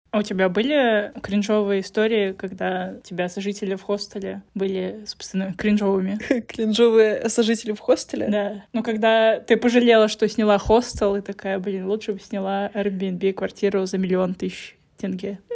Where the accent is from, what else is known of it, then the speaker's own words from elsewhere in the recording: Russia; also born or lived in Saint Petersburg; я из России